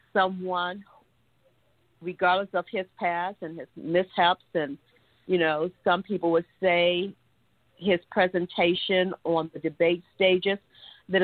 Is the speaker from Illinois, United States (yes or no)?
yes; Chicago, Illinois, United States; my hometown, Chicago, which is close to Iowa